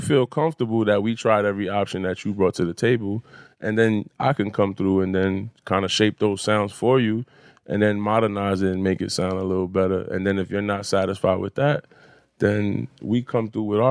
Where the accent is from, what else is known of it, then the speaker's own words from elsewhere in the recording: New York, United States; growing up in New York in the 80s